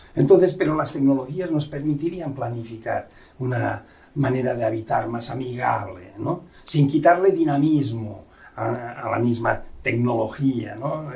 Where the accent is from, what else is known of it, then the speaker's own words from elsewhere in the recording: Catalonia, Spain; now in Mérida, Mexico; Desde el catalán, aquí tiro agua para mi tierra